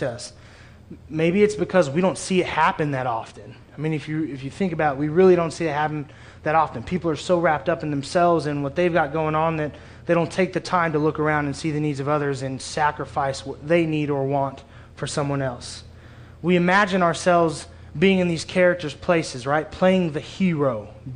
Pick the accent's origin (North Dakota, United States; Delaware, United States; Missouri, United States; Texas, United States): Missouri, United States; Springfield; also born or lived in Kansas City; I grew up in Springfield, born in Kansas City